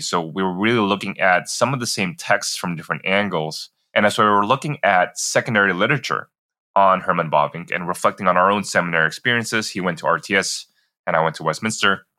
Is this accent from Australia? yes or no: no; Jakarta, Indonesia; moved away as an adult; also born or lived in Singapore; I grew up in Jakarta, Indonesia, and then I did a five year stint growing up in Singapore as well, and then finished off middle school and high school back in Jakarta.